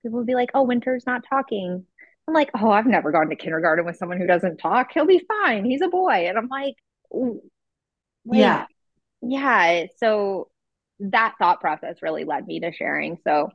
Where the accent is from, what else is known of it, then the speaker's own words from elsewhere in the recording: Ohio, United States; now in California, United States; I live in California, but I'm originally from the Midwest, from Ohio